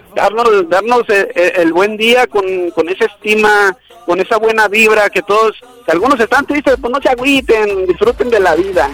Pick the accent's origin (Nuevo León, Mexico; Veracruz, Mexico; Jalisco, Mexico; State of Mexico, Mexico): Jalisco, Mexico; Guadalajara; Yo soy de Guadalajara